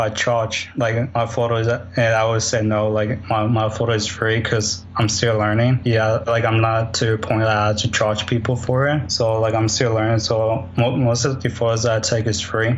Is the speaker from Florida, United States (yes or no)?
no; Houston, Texas, United States; I'm from Houston, Texas, and I'm a photographer